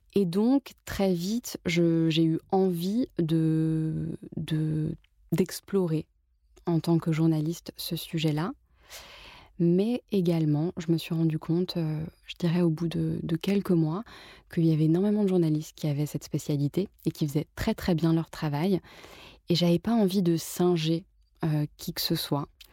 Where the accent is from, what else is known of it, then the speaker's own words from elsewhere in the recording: Paris, Île-de-France, France; je suis née, j'ai grandi à Paris